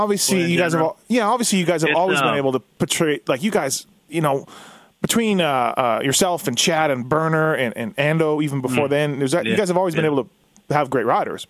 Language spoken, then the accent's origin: English; Canada; now in United States; I'm Canadian. I'm not even a U.S. citizen.